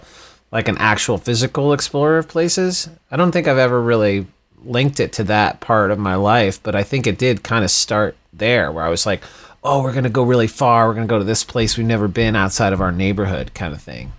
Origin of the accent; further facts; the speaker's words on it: Texas, United States; moved away; also born or lived in Boston / New York City; I grew up in Texas